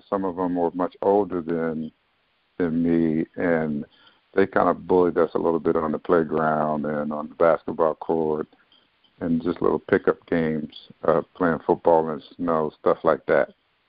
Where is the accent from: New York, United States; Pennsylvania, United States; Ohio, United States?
Pennsylvania, United States; Philadelphia; moved away; I loved everything about growing up in Philadelphia. I lived in a neighborhood. My first neighborhood in Philadelphia, I think, was West Oak Lane.